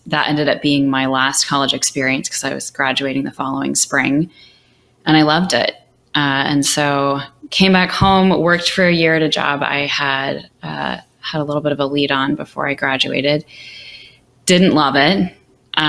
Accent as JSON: {"language": "English", "town": "Bellevue", "region": "Washington", "country": "United States", "tie": "born or raised there", "also_born_or_lived": "Seattle, Washington", "said": "My dad ended up moving out that way to work for Microsoft. And so I grew up in the Bellevue area"}